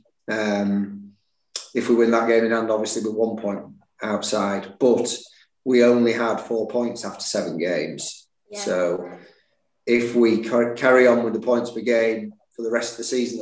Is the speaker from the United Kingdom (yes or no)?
yes; Leeds, Yorkshire and the Humber, United Kingdom; also born or lived in Barnsley; I was born in Barnsley, yeah, and moved to Leeds when I was seven.